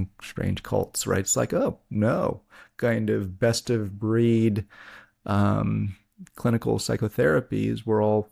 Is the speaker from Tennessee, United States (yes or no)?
yes; Tennessee, United States; I'm from Tennessee.